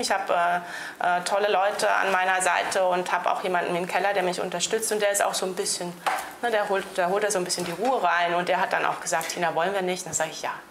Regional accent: Rhineland-Palatinate, Germany; bei uns in der Pfalz

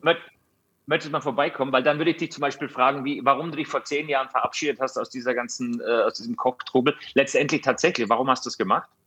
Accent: Austria; ich komme aus Österreich

